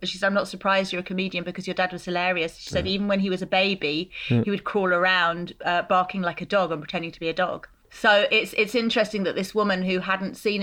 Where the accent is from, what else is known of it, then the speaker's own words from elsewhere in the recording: London, United Kingdom; a girl who was growing up in Brixton